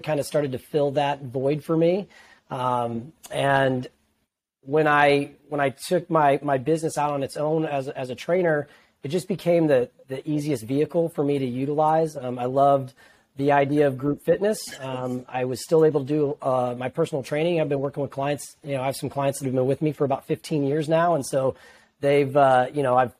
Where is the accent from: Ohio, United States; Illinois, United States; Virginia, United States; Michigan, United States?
Illinois, United States; Peoria; moved away as an adult; now in Metro East, Illinois, United States; I'm from the Peoria area originally